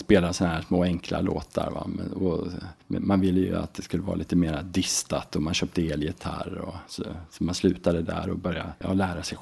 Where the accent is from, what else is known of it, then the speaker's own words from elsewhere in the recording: Enköping, Uppsala County, Sweden; also born or lived in Falun / Mora; Faktiskt är jag född eh, i Uppsala, uppvuxen i Enköping. Sen så sökte vi oss upp upp eh, mot eh, Mora när jag var i skolåldern